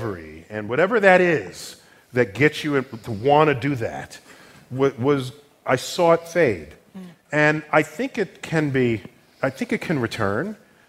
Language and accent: English; United States; I'm born in this country.